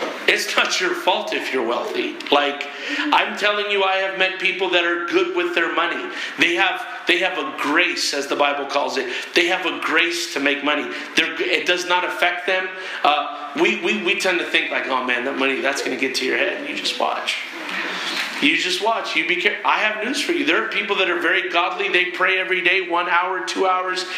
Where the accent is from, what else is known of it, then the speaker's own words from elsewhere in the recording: Berkeley, California, United States; I was born in Berkeley. That's the culture I came out